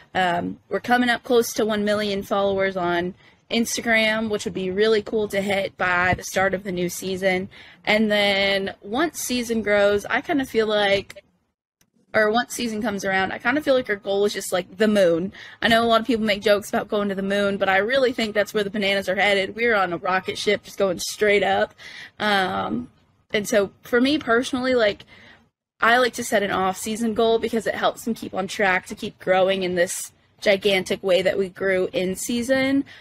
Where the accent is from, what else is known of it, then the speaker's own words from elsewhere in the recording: Corpus Christi, Texas, United States; moved away as an adult; now in Savannah, United States; I'm from Corpus Christi, Texas, uh, way down south on the coast